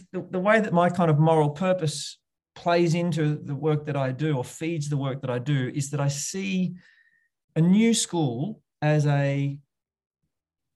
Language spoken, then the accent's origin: English; Bendigo, Victoria, Australia; my hometown here in little old Bendigo